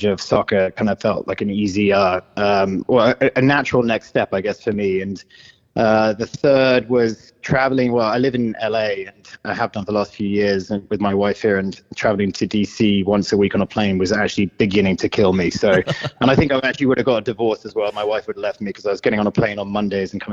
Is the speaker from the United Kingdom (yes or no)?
yes; United Kingdom; accent: British; moved away; I'm British